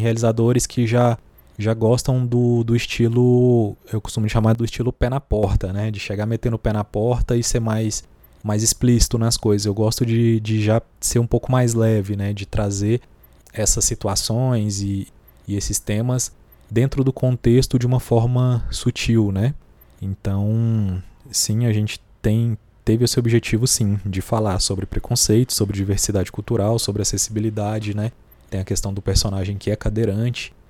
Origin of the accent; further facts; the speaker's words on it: Goiânia, Goiás, Brazil; Eu Sou nascido em Goiânia, né? Filho de mineiros, nascido em Goiânia. Nasci num bairro chamado Setor Norte Ferroviário, que é bem pertinho do centro da capital.